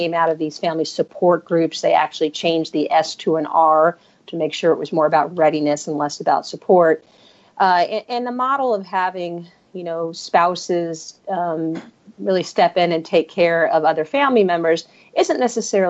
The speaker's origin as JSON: {"language": "English", "region": "New York", "country": "United States", "tie": "born or raised there", "also_born_or_lived": "Berkeley, California / Lawton, Oklahoma", "moved": "as an adult", "said": "I grew up in New York, and I went to school at Berkeley"}